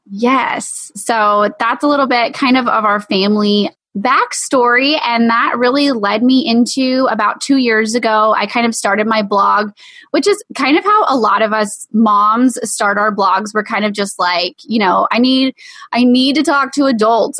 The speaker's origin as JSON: {"language": "English", "region": "East Texas", "country": "United States", "said": "we're from East Texas"}